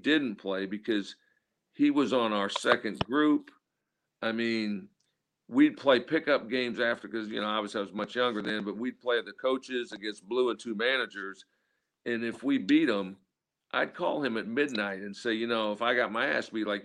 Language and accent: English; Midwest, United States; moved away; I'm coming from the Midwest